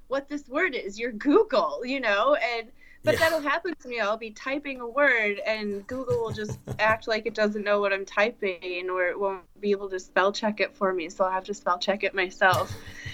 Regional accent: United States; as an American woman in 2020

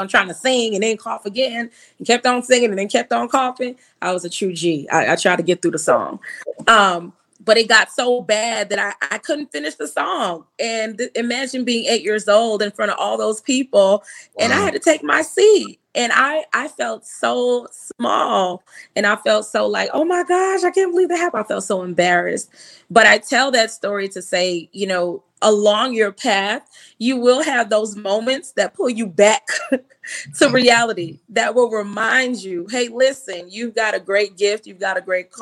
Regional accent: New York, United States; moved away as an adult; also born or lived in Boston; I was raised in New York, so the school is now called Long Island School of the Arts.

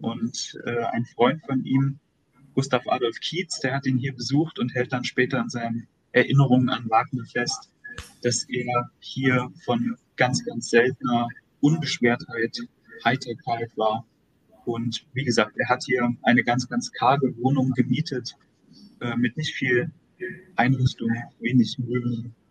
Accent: Dresden region, Saxony, Germany; also born or lived in Weimar; ich bin hier in der Region Dresden aufgewachsen, äh, geboren und habe mein Abitur gemacht

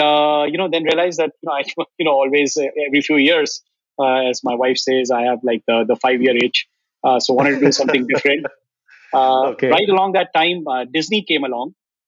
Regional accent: Jaipur, Rajasthan, India; moved away as an adult; also born or lived in Delhi / Europe / New York, United States; I am a small town boy myself. I grew up in Jaipur. Did my 10 plus 2 there.

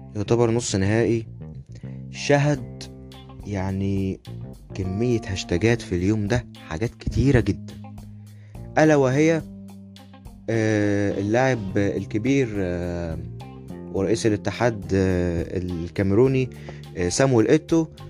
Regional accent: Egypt; عندنا في مصر

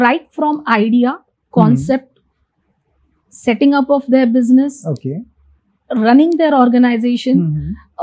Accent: Ambarnath, Maharashtra, India; I'm born and brought up in Ambarnath, that is in Thane district

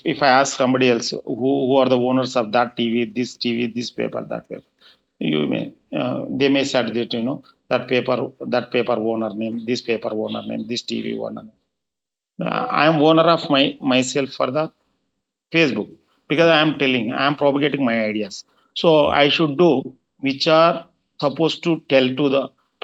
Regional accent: Anantapur, Andhra Pradesh, India; also born or lived in Srisailam / Warangal; I was born and brought up in Anantapur, a small village.

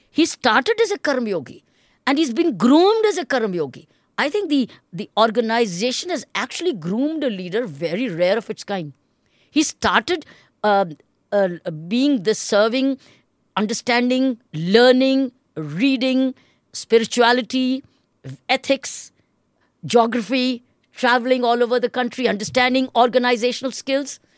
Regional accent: India; as an Indian

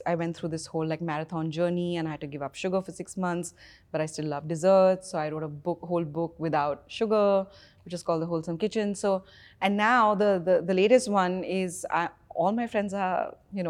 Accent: India; growing up in India

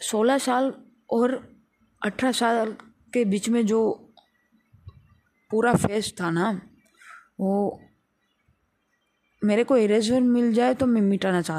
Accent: Rajkot, Gujarat, India; मैं राजकोट गुजरात से बिलोंग करता हूँ

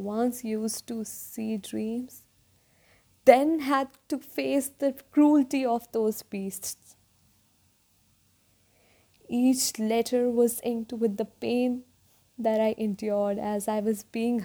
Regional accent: North India, India; I hail from North India.

